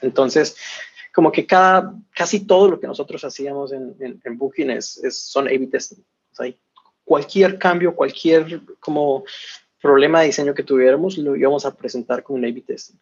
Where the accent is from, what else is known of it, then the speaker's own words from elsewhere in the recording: Colombia; moved away as an adult; also born or lived in Barcelona; yo soy originalmente de Colombia